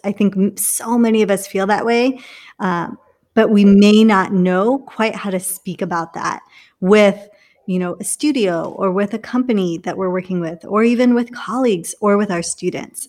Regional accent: England, United Kingdom; also born or lived in India; now in Orlando, United States; I'm from England.

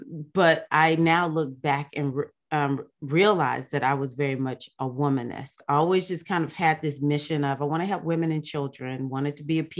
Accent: the South, United States; born there; I was born in South USA, African-American girl, is that I was not always brought up like a lot of Black people were.

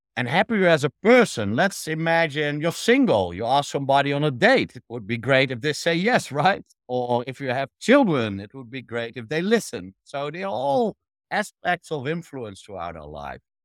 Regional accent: Netherlands; I'm from the Netherlands originally

